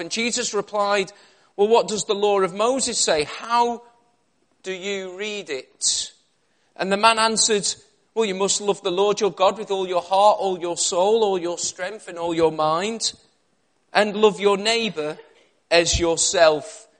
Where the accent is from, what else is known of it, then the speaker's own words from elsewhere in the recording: Liverpool, North West England, United Kingdom; moved away as an adult; also born or lived in Cumbria; now in Birmingham, United Kingdom; I was originally from Liverpool